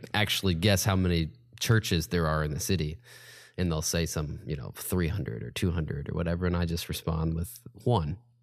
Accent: Indianapolis, Indiana, United States; also born or lived in Chicago / Charlotte; now in Evansville, United States; I grew up in Indianapolis area. Um, I finished high school at Castle High School

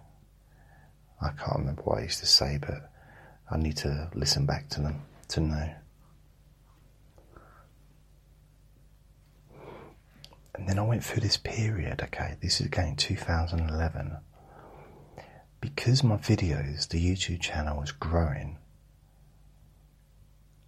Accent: London, United Kingdom; I'm a Londoner

